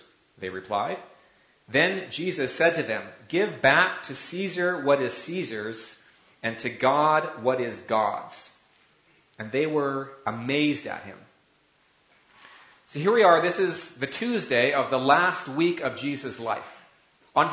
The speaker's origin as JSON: {"language": "English", "country": "Canada", "said": "as a Canadian"}